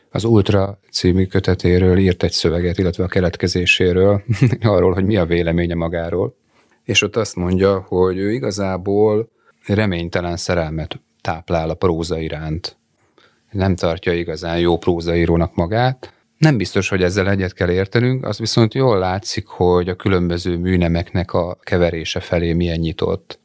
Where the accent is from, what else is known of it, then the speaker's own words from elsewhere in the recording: Dunakeszi, Pest, Hungary; én Dunakeszin nőttem fel, és az majd, hogy nem Budapesthez tartozik.